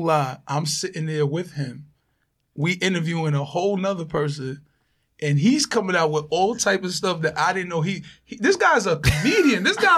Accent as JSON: {"language": "English", "town": "New York City", "region": "New York", "country": "United States", "said": "I'm from Far Rock."}